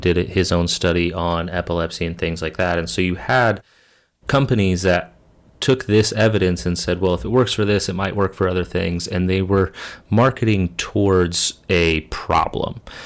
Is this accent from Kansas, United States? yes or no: yes; Kansas, United States; moved away; my home state of Kansas